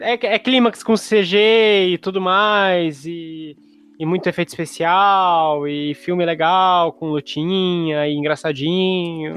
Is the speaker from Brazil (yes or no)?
yes; Brazil; É português, brasileiro, porque nós somos brasileiros